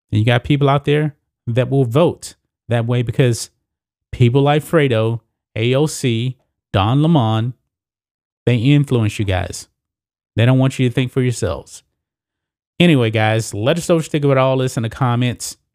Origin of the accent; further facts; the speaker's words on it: Texas, United States; my home state, the great state of Texas